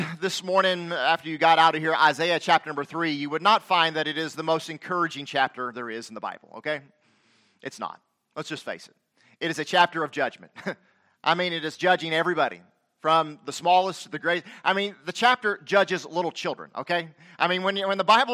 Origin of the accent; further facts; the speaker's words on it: the South, Southern United States, United States; accent: southern; I know my southern accent doth betray me